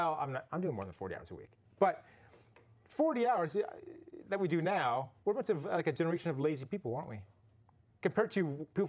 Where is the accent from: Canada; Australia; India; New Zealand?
Canada; now in California, United States